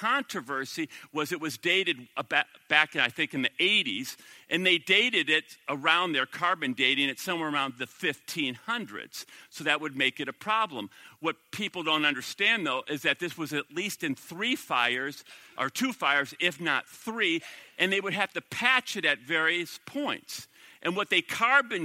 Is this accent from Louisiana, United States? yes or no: no; Minnesota, United States; I'm from the Promised Land, Minnesota.